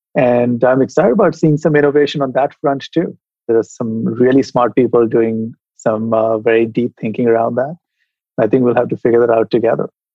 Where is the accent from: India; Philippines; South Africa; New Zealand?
India; moved away as an adult; also born or lived in Europe / United States; now in San Francisco, United States; I was educated as an engineer when I was growing up in India